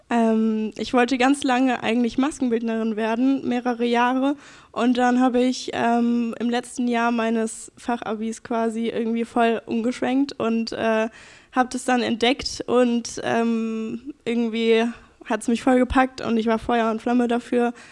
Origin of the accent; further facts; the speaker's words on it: Ketzelbach, Germany; habe ich hier in Ketzelbach gewohnt, bin hier auch aufgewachsen